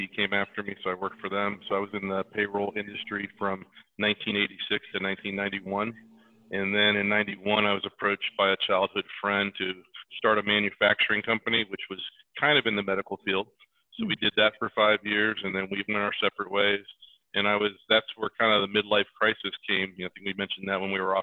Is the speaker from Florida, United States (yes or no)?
yes; Venice, Florida, United States; also born or lived in St. Petersburg, Florida / Sarasota, Florida; now in Colorado, United States; I grew up on the west coast of Florida. I was born in St. Pete and was raised in the Venice, Sarasota area.